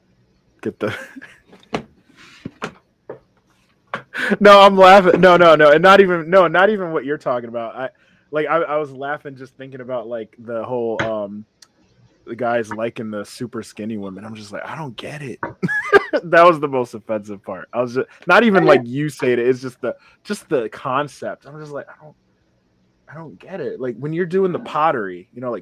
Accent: Connecticut, United States; I grew up in Connecticut

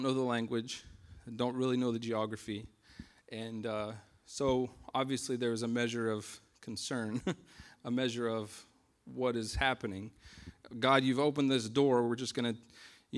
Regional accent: United States; moved away; we're American citizens

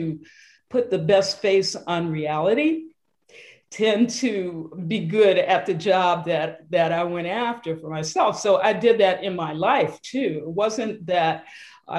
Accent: Detroit, Michigan, United States; Growing up in Detroit in the heyday of Motown

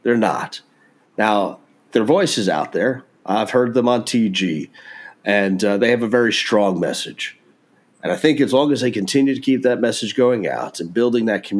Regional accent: Texas, United States; being the Texan that I am

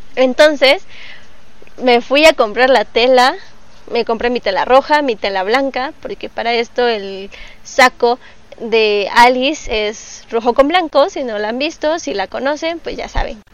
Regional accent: Mexico City, Mexico; soy cosplayer y soy originaria de la Ciudad de México

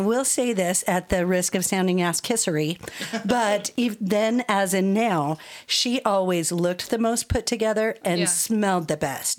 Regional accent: Arvada, Colorado, United States; also born or lived in Georgia, United States; I was born in Colorado, and we lived in Georgia for six years. When we came back in 1980, um, started going to public school in Arvada

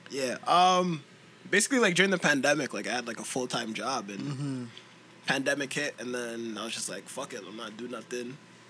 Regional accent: Toronto, Ontario, Canada; now in Mississauga, Canada; So I was born in Scarborough.

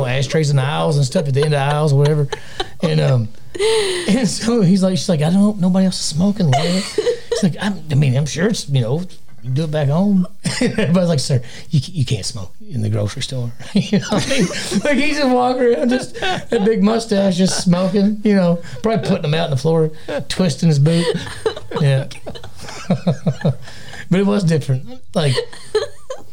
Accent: Wisconsin, United States; also born or lived in Kentucky; I know we moved from Kentucky to Wisconsin. I was like 2 years.

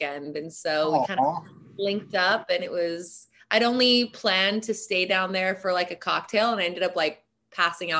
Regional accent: Hawaii, United States; being born and raised in Hawaii, I was always around tribal Hawaiian tattoos

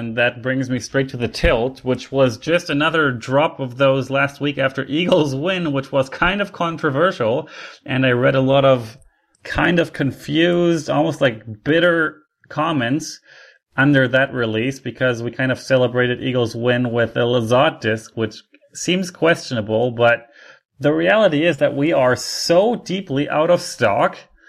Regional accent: Canada; I should be the highest rated Canadian because, according to reality, I am Canadian.

